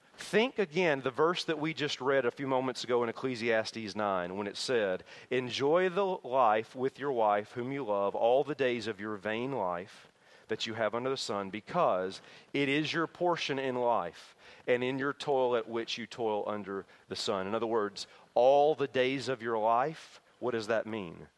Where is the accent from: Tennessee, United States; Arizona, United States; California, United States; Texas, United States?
Tennessee, United States; my hometown in Tennessee